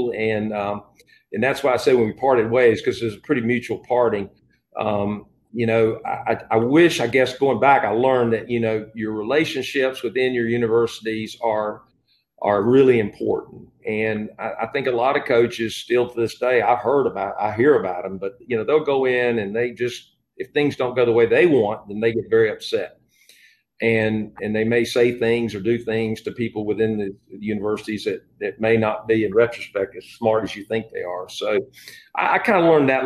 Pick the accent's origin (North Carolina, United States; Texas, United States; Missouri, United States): North Carolina, United States; High Point; moved away as an adult; I'm from High Point